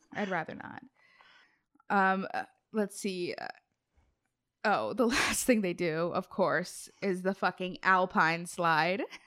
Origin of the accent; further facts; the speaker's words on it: Cincinnati, Ohio, United States; I'm from Cincinnati, Appalachia area